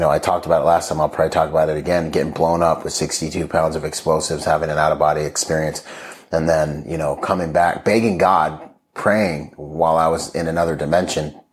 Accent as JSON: {"language": "English", "country": "Bahamas", "tie": "born or raised there", "also_born_or_lived": "Washington State", "moved": "yes", "said": "I grew up in the Bahamas"}